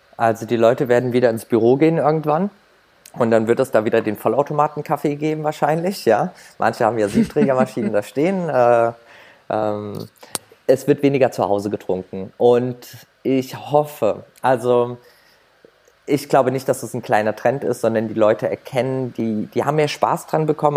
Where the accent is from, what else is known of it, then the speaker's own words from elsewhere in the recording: Germany; bei uns in Deutschland